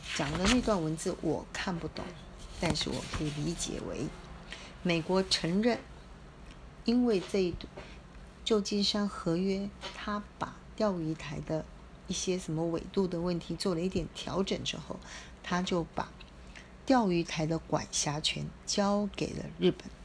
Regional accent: Taiwan; 身在台湾，长在台湾

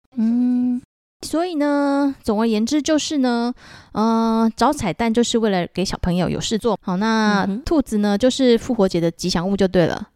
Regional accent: Taiwan; 那还有我们台湾人呢、啊，我们封的妈祖嘛

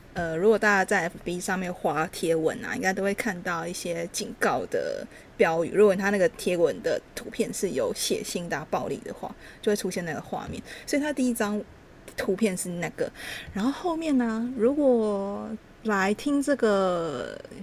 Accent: Taichung, Taiwan; 因为我是台中人

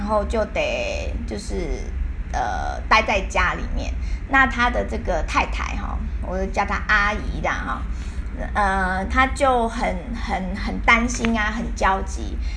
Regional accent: Taiwan; 我们台湾人

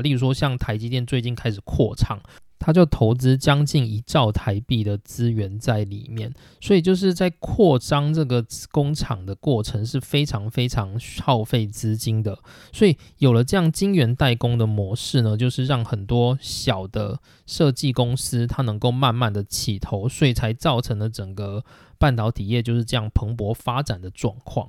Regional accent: Taiwan; 我们台湾 人

